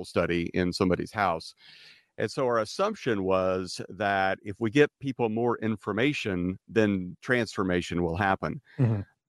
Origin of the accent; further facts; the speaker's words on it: Wichita, Kansas, United States; also born or lived in Los Angeles, California; now in California, United States; I grew up in Wichita, Kansas, and it was during the 80s.